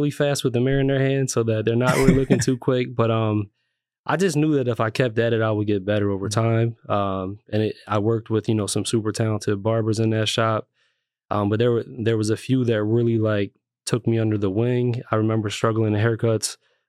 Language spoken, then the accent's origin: English; Lancaster, Pennsylvania, United States; also born or lived in New York, United States; So I was born in New York, but I was made in Lancaster. So we moved here when I was about 3 years old. So I kind of grew up in Lancaster City